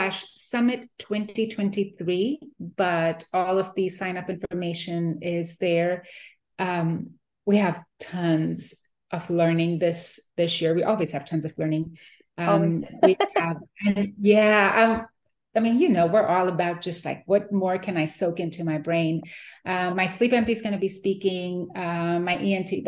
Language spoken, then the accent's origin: English; India; moved away as an adult; now in Houston, United States; I was born and raised in India